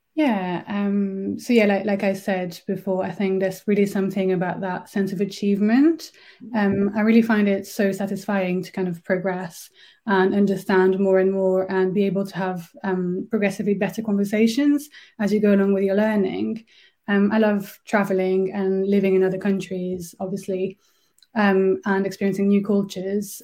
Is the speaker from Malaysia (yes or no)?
no; France; first language French; English is a second language; moved away as an adult; also born or lived in Berlin; now in Birmingham, United Kingdom; I'm originally from France, uh, but I've been living in Birmingham for almost 10 years now